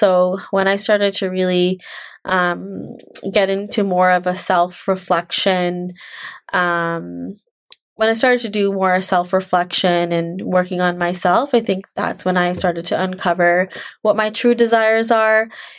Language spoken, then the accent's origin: English; India; So, you know, growing up as a woman, you're, especially as an Indian woman, you're told, you're given a lot of messages of, okay, you're, after you get your degree, you're supposed to get married and have kids and basically be a mom.